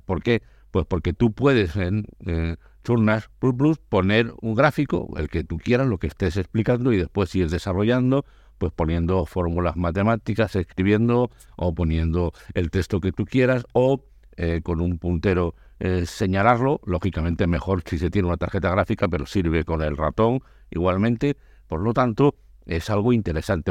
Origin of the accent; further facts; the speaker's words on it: Andalusia, Spain; mi tierra, a Andalucía